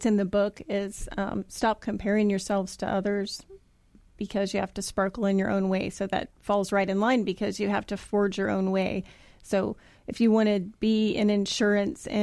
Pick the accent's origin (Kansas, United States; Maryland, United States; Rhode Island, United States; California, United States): Kansas, United States; moved away as an adult; now in Tampa, United States; I grew up in Kansas, moved here about 9.5 years ago